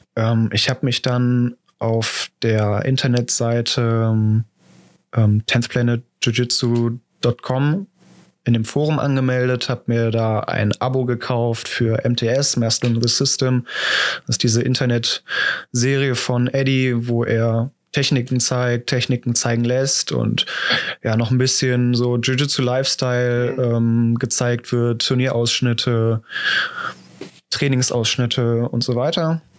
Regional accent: Düsseldorf, North Rhine-Westphalia, Germany; geboren und aufgewachsen in Düsseldorf

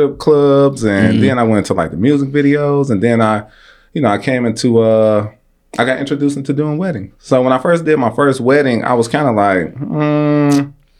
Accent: Detroit, Michigan, United States; I'm from Southwest Detroit. So born and bred there, grew up in the River Rouge Housing Project

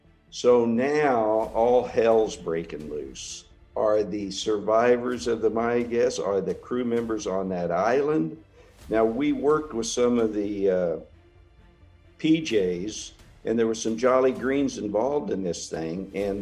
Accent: Kansas, United States; I grew up in Kansas. My dad was a cowboy. He was a tough-as-nails guy, but a very soft heart. And I graduated from a very small graduating class of 19 in Southeast Kansas. I went to Wichita State

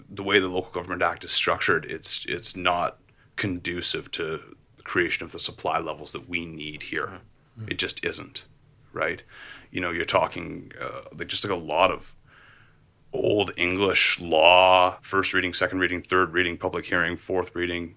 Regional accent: Port Coquitlam, British Columbia, Canada; I grew up in the Tri-Cities. I grew up in Port Coquitlam

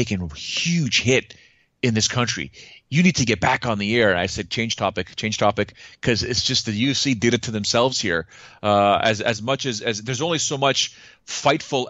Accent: Canada; I'm a Canadian. I live in the outskirts of Toronto

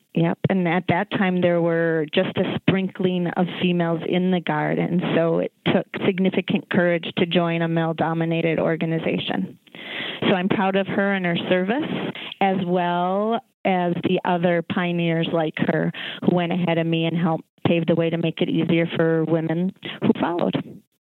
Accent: Minneapolis, Minnesota, United States; I grew up in Northeast Minneapolis

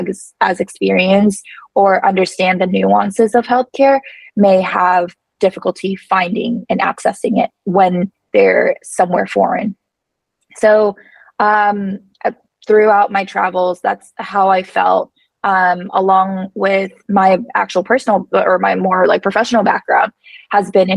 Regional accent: United States; now in Mexico; I'm an American

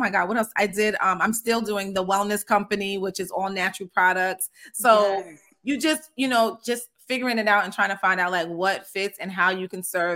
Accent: Amityville, New York, United States; I am, and we are, from Amityville, New York, Long Island

